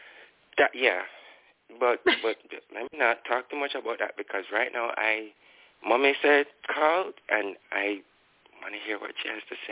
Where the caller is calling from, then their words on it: Kingston, Jamaica; I'm calling from Kingston, Jamaica.